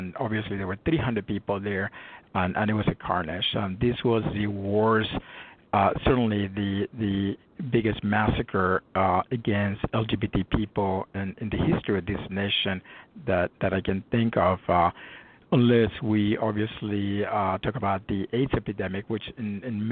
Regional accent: Guatemala; now in Los Angeles, United States; I was born and raised in Guatemala

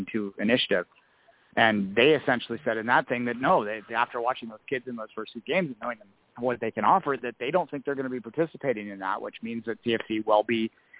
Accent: Canada; I'm a Canadian development guy

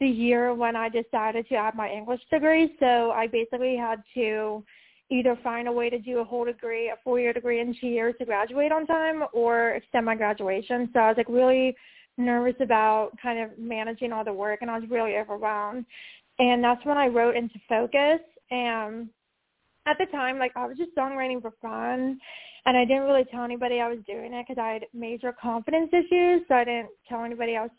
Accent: Pittsburgh, Pennsylvania, United States; I'm from Pittsburgh

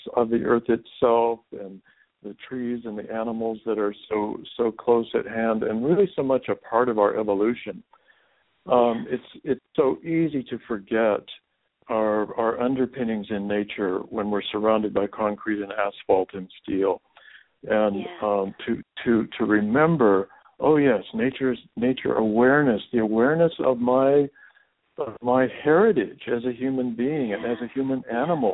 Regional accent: Seattle, Washington, United States; my boyhood years in growing up in Seattle, Washington

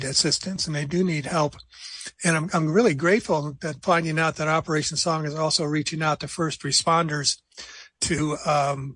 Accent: New Jersey, United States; moved away; I'm from New Jersey originally.

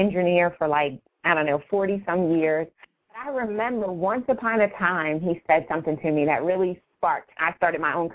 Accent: Wilmington, Delaware, United States; now in Newark, United States; I grew up started in Wilmington, Delaware, and I now live in Newark, Delaware

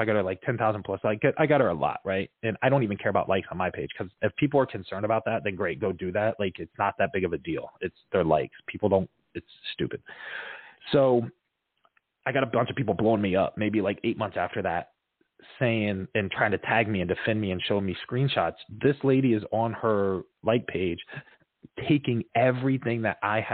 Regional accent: Fort Myers, Florida, United States; That's my hometown.

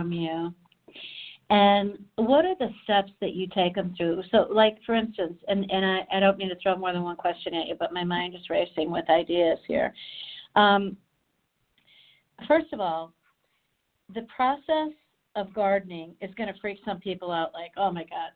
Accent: Chicago, Illinois, United States; I'm from Chicago

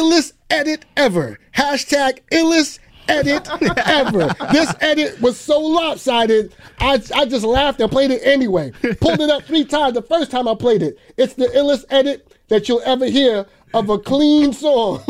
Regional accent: New York City, New York, United States; also born or lived in Jamaica (ancestry); I'm from Brooklyn

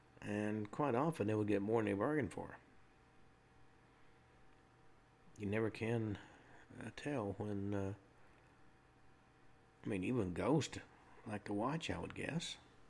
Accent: Murfreesboro, Tennessee, United States; I grew up right near the Stones River battlefield

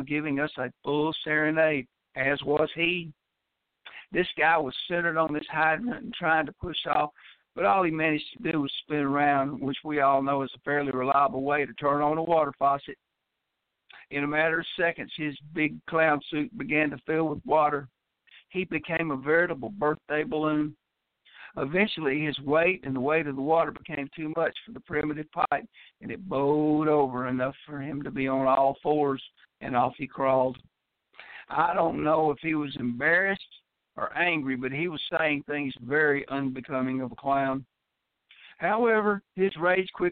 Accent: Memphis, Tennessee, United States; growing up on Lynn Road in Memphis

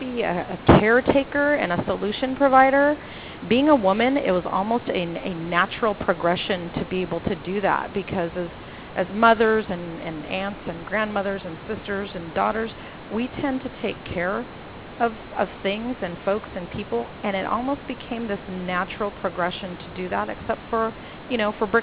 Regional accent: Los Angeles, California, United States; I grew up in Los Angeles

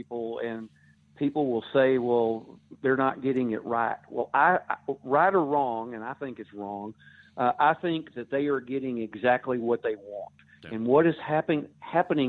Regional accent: Texas, United States; being a Texan

